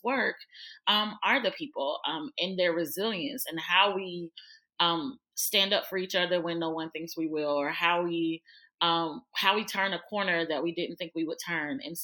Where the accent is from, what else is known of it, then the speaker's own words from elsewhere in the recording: Birmingham, Alabama, United States; moved away as an adult; also born or lived in Kentucky / Florida; I'm from Birmingham, Alabama. I'm a Southern girl. I was born and raised in the South.